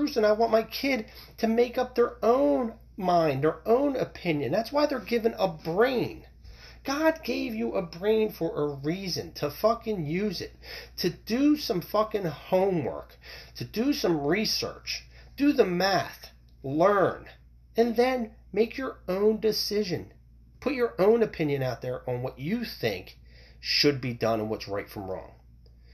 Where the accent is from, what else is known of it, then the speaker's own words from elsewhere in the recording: United States; I come from America. I was born here, raised here. I'm American